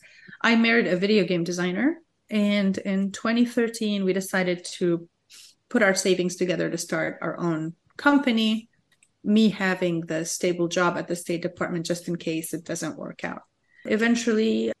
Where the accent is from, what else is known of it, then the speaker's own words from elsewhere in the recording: Lebanon; English is a second language; moved away; So in Lebanon, we learn how to speak French while learning how to speak Arabic and learning how to speak Lebanese at the same time.